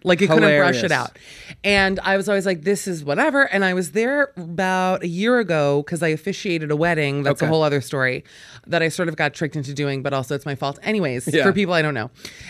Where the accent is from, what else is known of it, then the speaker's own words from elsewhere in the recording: Miami, Florida, United States; I'm a Florida native.